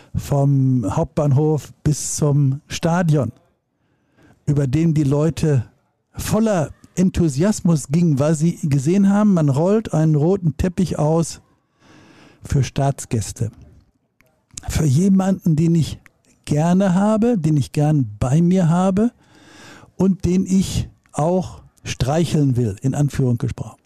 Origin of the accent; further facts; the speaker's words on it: Dortmund, North Rhine-Westphalia, Germany; Dortmund, meiner Heimatstadt